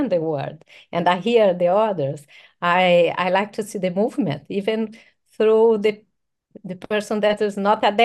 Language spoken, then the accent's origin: English; São Paulo, Brazil; We are from Sao Paulo, and of course in our DNA we have this amazing feeling of this vibrant city.